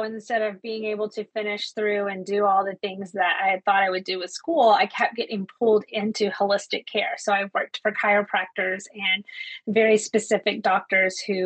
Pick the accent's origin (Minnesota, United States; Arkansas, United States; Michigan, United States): Arkansas, United States; Ozark Mountains; moved away as an adult; also born or lived in Bahrain / Japan; I also grew up in the Ozark Mountains. I'm from Arkansas initially, grew up barefoot